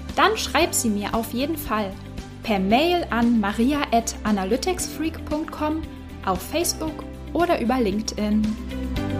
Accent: Berlin, Germany; ich bin Berlinerin und äh, wie die meisten Berliner habe ich kein Auto

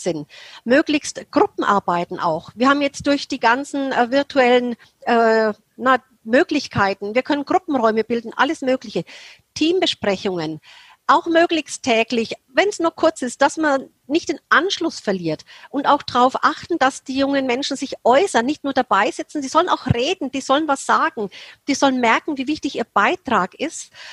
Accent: Germany; Als Deutsche

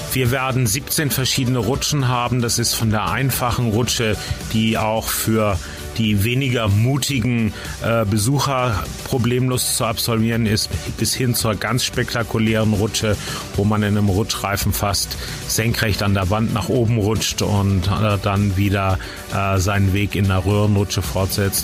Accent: Flensburg, Schleswig-Holstein, Germany; moved away as an adult; now in Rust, Germany; Ich bin gebürtiger Flensburger

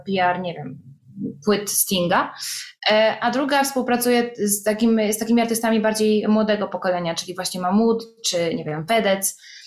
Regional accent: Poland; accent: Polish; moved away as an adult; now in Italy; ja jestem z Polski

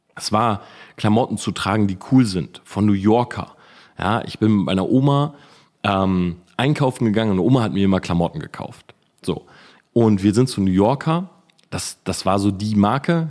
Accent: Delmhorst, Lower Saxony, Germany; ich komme ja aus Delmhorst, aber nebendran ist so Sandhausen, Wildeshausen und so

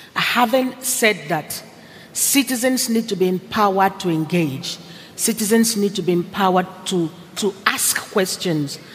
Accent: Nigeria; moved away; I'm originally Nigerian

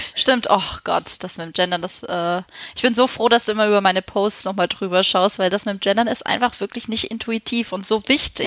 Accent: Freiburg, Baden-Württemberg, Germany; ich komme, wie schon gesagt, aus Freiburg, der sonnigsten ja, Stadt

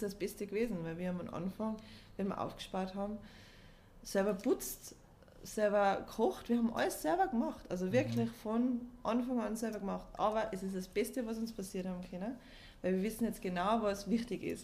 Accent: Austria; also born or lived in Belgium; bin ich in Österreich aufgewachsen, habe meine ganzen Freunde in Österreich, Familie in Österreich

